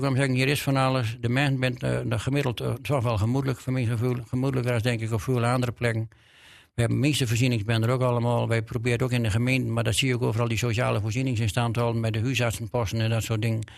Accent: Drenthe, Netherlands; accent: Drents

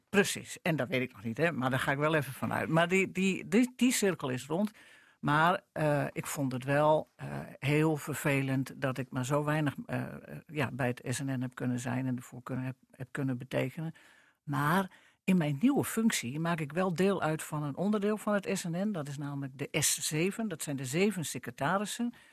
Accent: northern Netherlands, Netherlands; Ik ben een Noorderling. Ik ben ook half Drents

